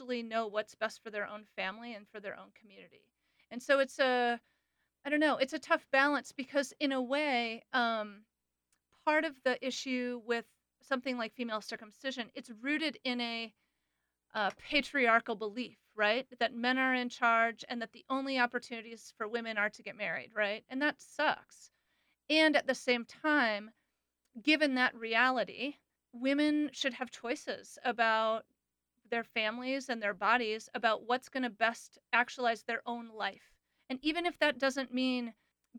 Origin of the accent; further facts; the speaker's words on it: United States; also born or lived in Gambia; my identity as a foreigner, as an American